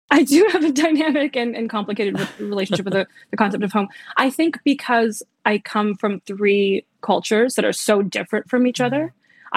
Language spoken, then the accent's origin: English; Los Angeles, California, United States; also born or lived in Poland / Philippines; going to elementary school in Los Angeles